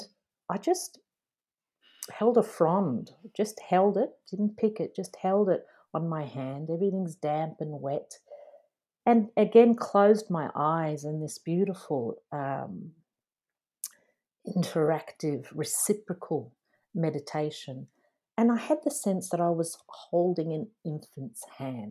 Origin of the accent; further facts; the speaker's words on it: Dublin, Leinster, Ireland; now in Australia; born in Dublin, Ireland, and I spent my childhood there before emigrating to Australia.